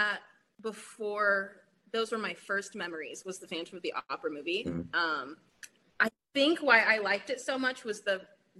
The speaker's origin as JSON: {"language": "English", "town": "Portland", "country": "United States", "tie": "born or raised there", "said": "I'm from Portland and I grew up here"}